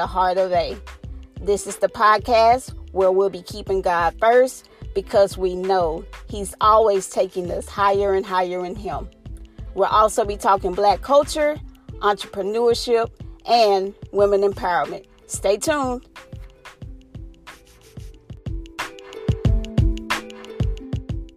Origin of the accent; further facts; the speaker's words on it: Vicksburg, Mississippi, United States; my hometown, Vicksburg, Mississippi